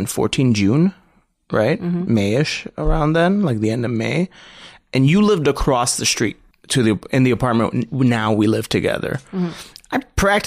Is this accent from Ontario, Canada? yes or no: no; Montreal, Quebec, Canada; growing up in Montreal, I had a lot of Italian Greek friends